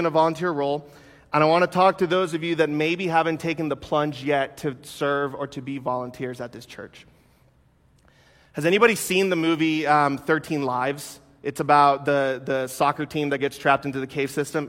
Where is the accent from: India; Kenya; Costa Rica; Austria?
Costa Rica; now in United States; I wasn't actually born in the United States. I was born in Costa Rica.